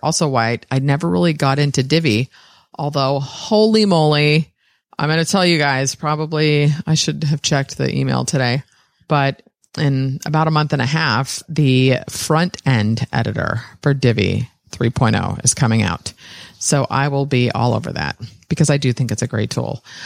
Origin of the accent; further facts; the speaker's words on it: San Francisco, California, United States; I was born in San Francisco, sixth generation.